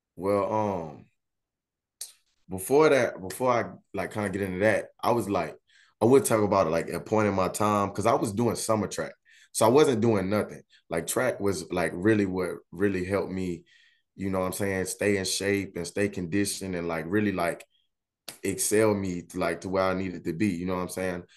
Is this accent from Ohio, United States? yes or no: no; Baton Rouge, Louisiana, United States; moved away as an adult; I'm, uh, born and raised in Baton Rouge, Louisiana. Been there my whole life